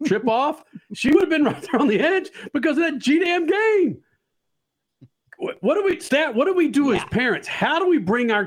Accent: Dallas, Texas, United States; I'm born and raised in Dallas

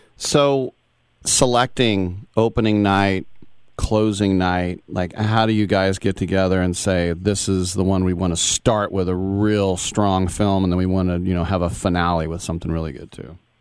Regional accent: East Bay, California, United States; I'm from the East Bay

